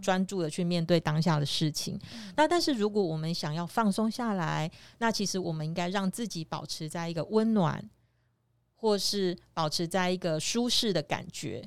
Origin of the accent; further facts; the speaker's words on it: Chiayi, Taiwan; 特别是像我在嘉义这种，呃，所谓的木材加工嗯哼。大城市嗯哼。的地方出生